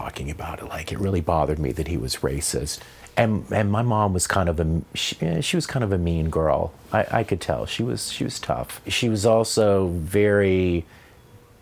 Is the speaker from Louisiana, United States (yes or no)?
yes; Tallulah, Louisiana, United States; moved away; also born or lived in Vicksburg, Mississippi; Hometown was Tallulah, Louisiana